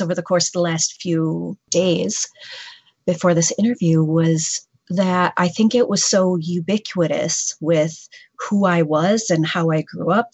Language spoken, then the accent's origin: English; northern lower Michigan, United States; now in Flint, United States; I grew up in Michigan, but I grew up in northern lower Michigan